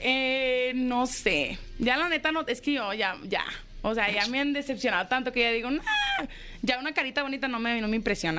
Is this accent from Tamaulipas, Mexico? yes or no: no; Jalostotitlán, Jalisco, Mexico; De Jalos, Totitlán